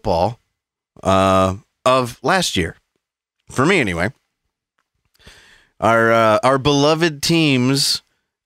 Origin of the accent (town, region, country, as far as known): Southern United States, United States; accent: Southern